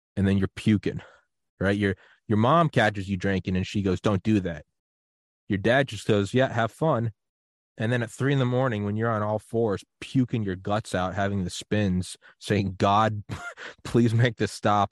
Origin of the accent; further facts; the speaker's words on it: New England, United States; I am from New England, and I was like eleven